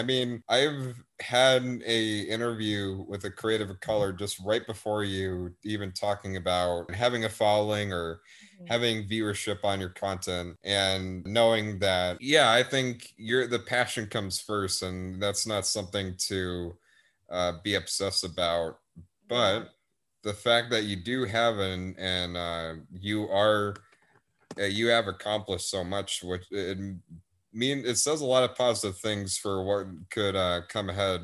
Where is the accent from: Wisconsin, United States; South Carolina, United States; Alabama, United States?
Wisconsin, United States; accent: northern; moved away; I have sort of like a northern accent, kind of, because I'm from Wisconsin originally.